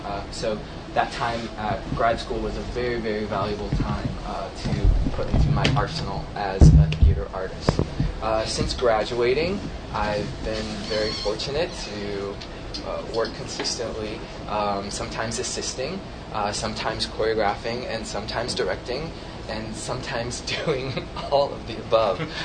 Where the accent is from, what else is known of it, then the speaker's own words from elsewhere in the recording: St. Louis, Missouri, United States; moved away as an adult; also born or lived in New York City; I grew up in St. Louis, Missouri.